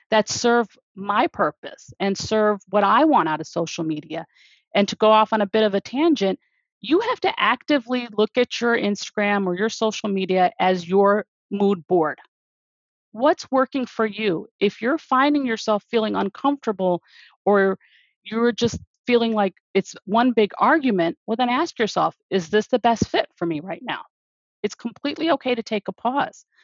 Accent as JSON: {"language": "English", "country": "India", "said": "I will pronounce their names because I'm Indian the way that their parents pronounce them."}